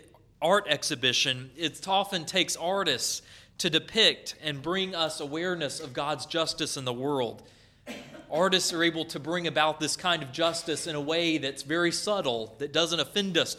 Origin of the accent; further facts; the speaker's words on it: North Carolina, United States; where I grew up in North Carolina